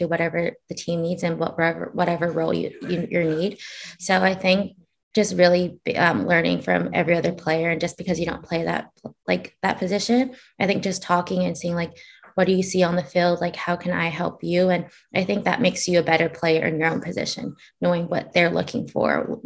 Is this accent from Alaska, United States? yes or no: no; Hawaii, United States; I grew up in Hawaii